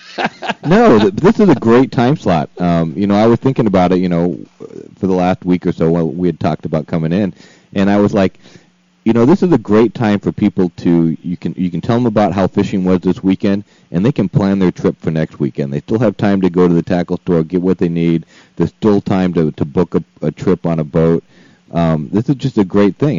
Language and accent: English; San Diego, California, United States; I grew up in San Diego. I grew up in Mira Mesa